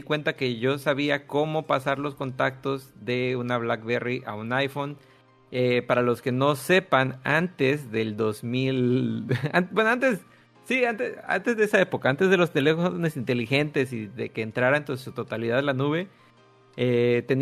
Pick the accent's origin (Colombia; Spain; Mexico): Mexico; Tabasco; Yo soy de Tabasco.